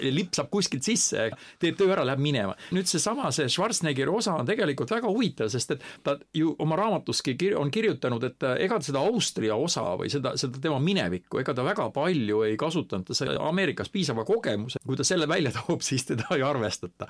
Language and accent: Estonian; Estonia; mina olen eestlane